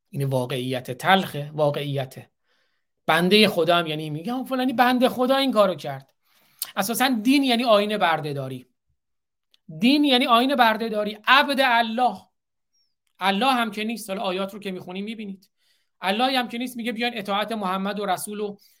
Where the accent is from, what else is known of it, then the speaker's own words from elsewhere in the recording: Iran; also born or lived in Isfahan; now in Michigan, United States; من چون ایرانی هستم